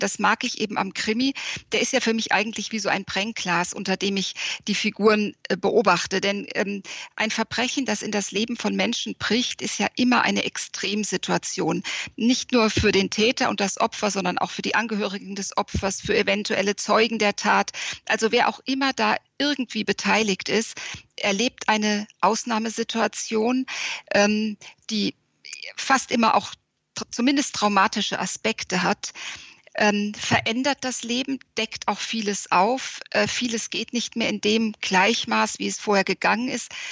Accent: Frankfurt, Hesse, Germany; now in Wiesbaden, Germany; Ich lebe in Wiesbaden, also in Hessen, bin auch gebürtige Hessin, äh, aus Frankfurt stammend

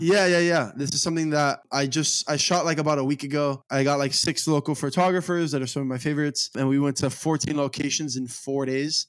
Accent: Miami, Florida, United States; I'm a Miami native, and I love Miami to the core of me

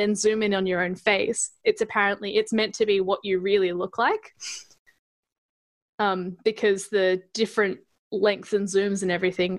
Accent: Adelaide, South Australia, Australia; born there; But I was born in Adelaide, and my parents speak with Adelaide accents.

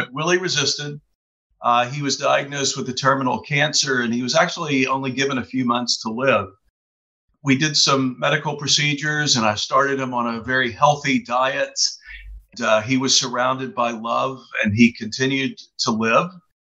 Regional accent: Texas, United States; also born or lived in Chicago; now in Kauai, United States; And I found myself living on the beautiful island of Kauai in Hawaii. I grew up in Texas, lived in Chicago for a while.

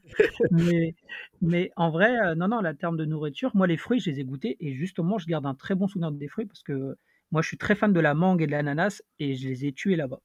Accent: Paris, Île-de-France, France; je viens de Paris

